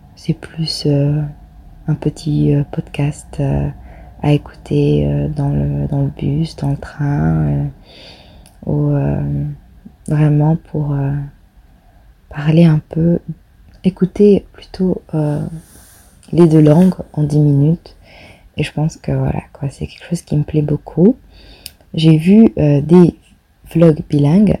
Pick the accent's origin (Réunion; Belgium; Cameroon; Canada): Réunion; now in Netherlands; je suis française, euh, plus précisément réunionnaise. J'habite actuellement aux Pays-Bas